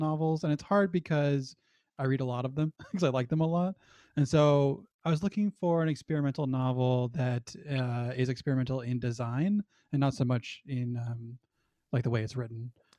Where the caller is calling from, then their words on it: Portland, Oregon, United States; I'm from Portland, Oregon.